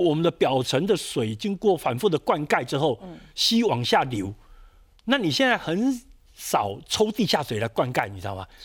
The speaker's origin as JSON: {"language": "Chinese", "country": "Taiwan", "said": "我们台湾人"}